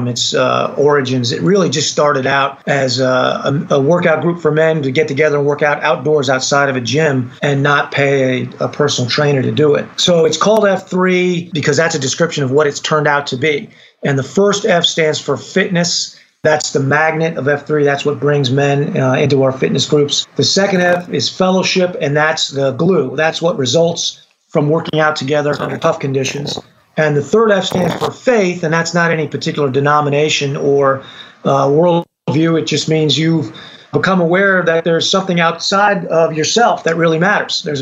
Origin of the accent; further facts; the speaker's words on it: Connecticut, United States; moved away as an adult; now in Charlotte, United States; I grew up in Connecticut